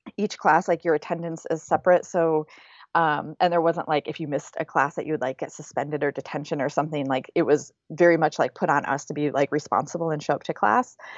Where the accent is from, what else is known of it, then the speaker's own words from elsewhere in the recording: Grand Blanc, Michigan, United States; moved away as an adult; also born or lived in Flint, Michigan / East Lansing, Michigan; now in Oakland, United States; I was born in Flint, Michigan. I was raised in Grand Blanc